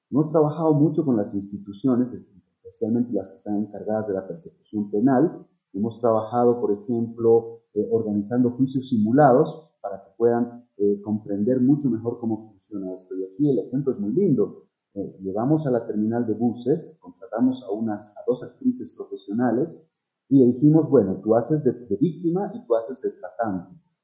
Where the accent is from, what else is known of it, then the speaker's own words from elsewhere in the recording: Bolivia; en mi país, en Bolivia